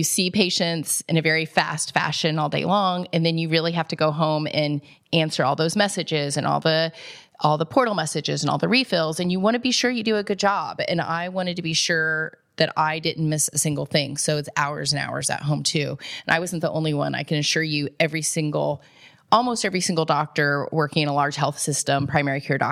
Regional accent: Indianapolis, Indiana, United States; moved away as an adult; now in Columbus, United States; I actually grew up on the west side of Indianapolis

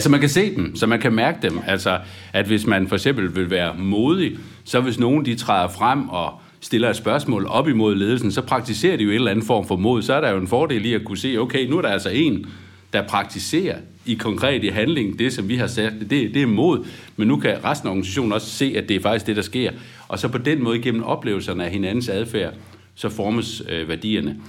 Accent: Aarhus, Central Denmark Region, Denmark; Nu er jeg jo selv fra Aarhus

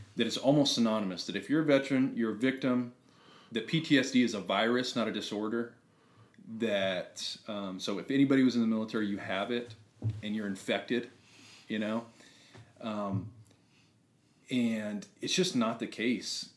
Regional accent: New Mexico, United States; moved away as an adult; so I come from New Mexico. Uh, my family's all still there. Uh, it's a small, pretty small ranch community.

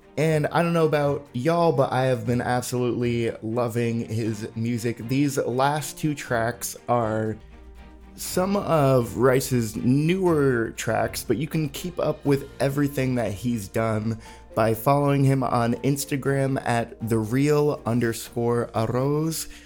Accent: New England, United States; now in Austin, United States; I grew up in New England

